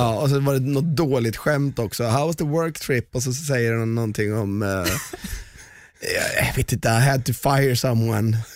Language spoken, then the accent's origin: Swedish; Valdemarsvik, Östergötland, Sweden; jag är uppväxt i Valdemarsvik